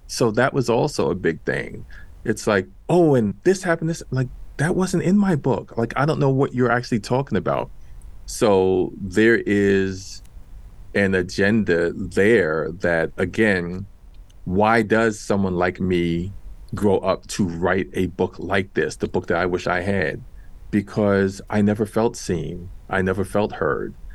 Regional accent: New York City, New York, United States; I grew up in Washington Heights in New York City.

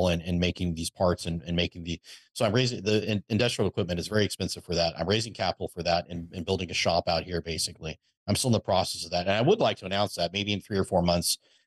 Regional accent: Napa, California, United States; also born or lived in Texas; I was born and raised in Napa, California

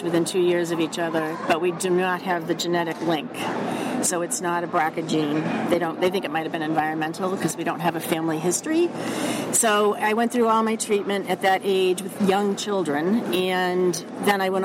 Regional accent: Boston, Massachusetts, United States; accent: Boston; I'm from Boston, obviously, by my accent

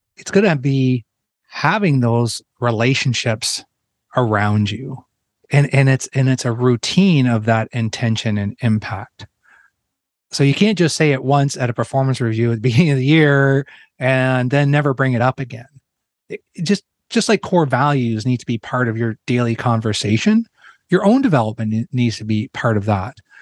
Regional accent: Ontario, Canada; moved away as an adult; I'm a Canadian that grew up in, in Ontario

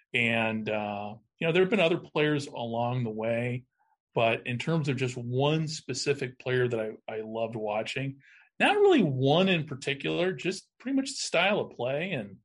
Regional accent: Chicago, Illinois, United States; moved away; also born or lived in Phoenix, Arizona; the Bears, you know, who are my hometown team. And then about 91, I was in Phoenix. I was kind of, you know, I was young. I think it was about 25, 26

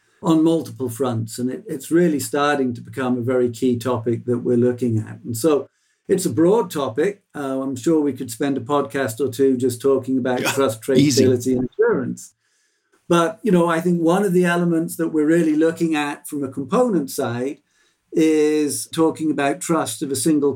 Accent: England, United Kingdom; there's a word that I grew up with in England called gazumping

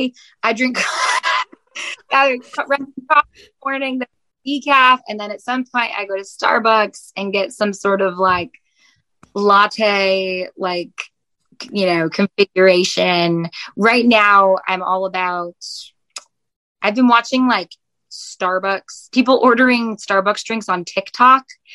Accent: Buffalo, New York, United States; now in Nashville, United States; my hometown, like Buffalo

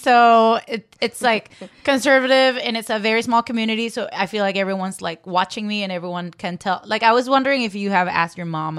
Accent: Venezuela; I'm from Venezuela.

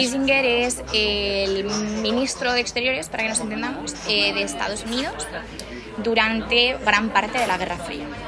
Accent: Zaragoza, Aragon, Spain; moved away as an adult; also born or lived in Logroño / Castellón / Huesca; now in Manchester, United Kingdom; nací en Zaragoza, eh, viví durante dos años en Logroño, luego estudié en Zaragoza, en Montessori, de hecho. Me mudé a Castellón cuando tenía ocho años, viví cuatro años ahí

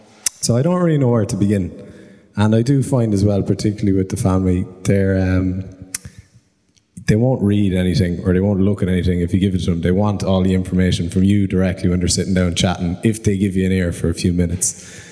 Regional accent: Cork, Munster, Ireland; So I'm from Cork, but I just came up to come to this for a couple of days. I got some family here in Dublin

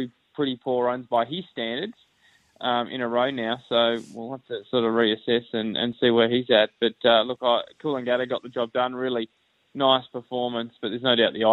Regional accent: Australia; as Aussie cricket fans

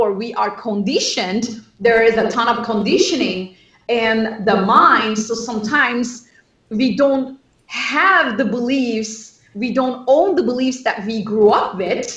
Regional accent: Turkey; moved away as an adult; now in Los Angeles, United States; I grew up in Turkey, and I studied at the MIT of Turkey, and I went to UCLA

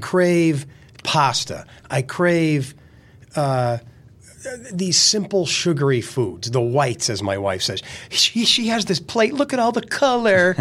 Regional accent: Lackawanna County, Pennsylvania, United States; growing up in Lackawanna County.

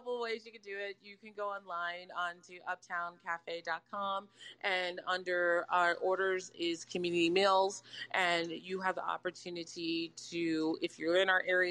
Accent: San Antonio, Texas, United States; moved away as an adult; now in La Crosse, United States; I'm from San Antonio. And I'm in right now, like, Wisconsin.

